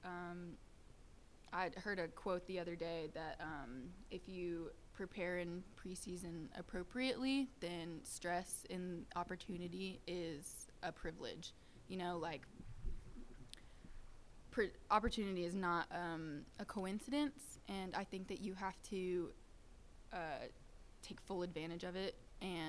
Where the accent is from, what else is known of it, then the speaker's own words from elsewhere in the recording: Nashville, Tennessee, United States; I'm born and raised in Nashville